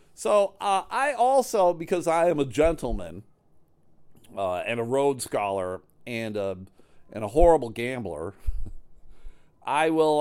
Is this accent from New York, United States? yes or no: yes; Buffalo, New York, United States; now in Michigan, United States; I live in Michigan. Uh, I grew up in New York. I grew up outside of Buffalo, New York